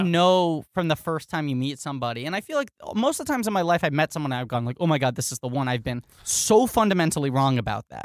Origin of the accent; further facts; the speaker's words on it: New York City, New York, United States; I grew up in New York City